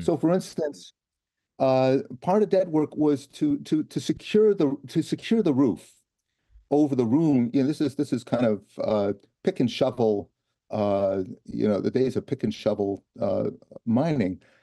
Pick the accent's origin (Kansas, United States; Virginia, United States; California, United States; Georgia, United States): California, United States; Los Angeles; I'm not, I'm not from, uh, Alabama. In fact, I'm from Los Angeles